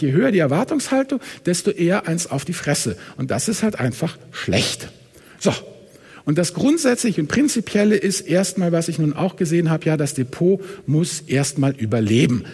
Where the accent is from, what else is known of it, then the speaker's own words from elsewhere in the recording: Hamburg, Germany; Ich komme ja aus Hamburg